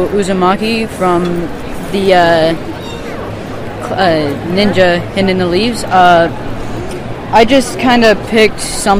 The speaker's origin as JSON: {"language": "English", "town": "Excelsior Springs", "region": "Missouri", "country": "United States", "said": "from Excelsior Springs."}